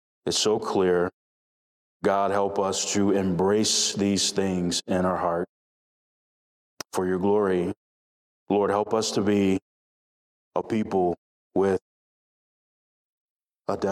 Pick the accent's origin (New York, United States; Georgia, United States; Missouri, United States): Georgia, United States; South DeKalb; growing up in South DeKalb